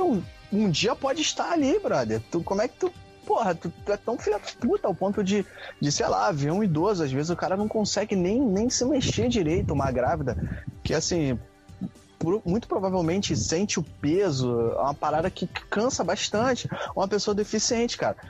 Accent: Rio de Janeiro, Brazil; also born or lived in Duque de Caxias; eu sou carioca, cara. Moro aqui desde que eu nasci

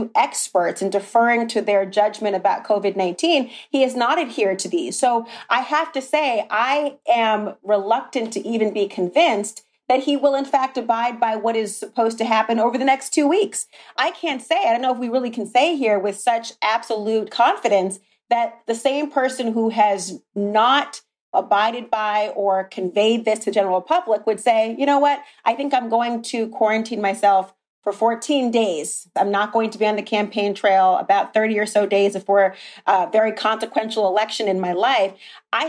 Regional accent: Minnesota, United States; Duluth, Minnesota, my home state

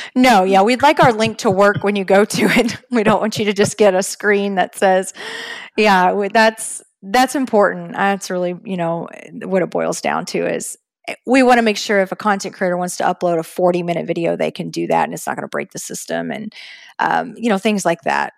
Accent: Texas, United States; now in Florida, United States; growing up in Texas

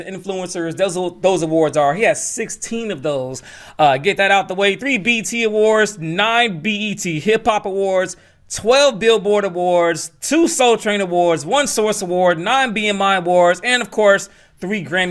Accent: Atlanta, Georgia, United States; my hometown city, Atlanta, Georgia.

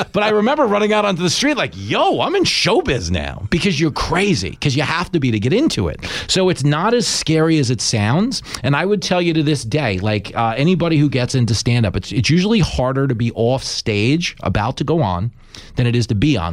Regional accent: Long Island, New York, United States; growing up on Long Island

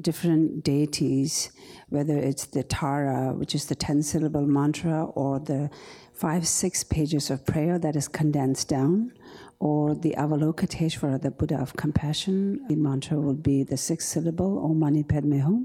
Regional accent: India; the refugee camp that I was born and raised in India

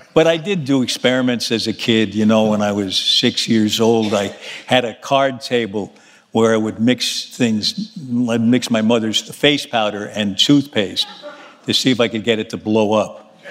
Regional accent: New York City, New York, United States; born or raised there

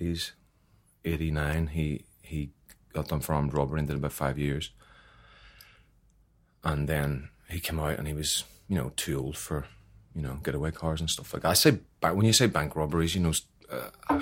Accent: Belfast, Northern Ireland, United Kingdom; I grew up in Belfast.

